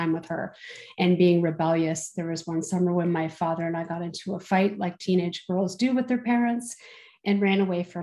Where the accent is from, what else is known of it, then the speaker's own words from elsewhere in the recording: Southern Ontario, Canada; I'm from Southern Ontario